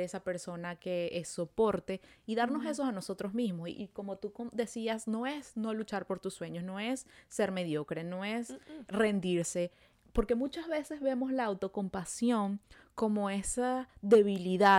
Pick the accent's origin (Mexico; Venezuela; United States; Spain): Venezuela; now in Montreal, Canada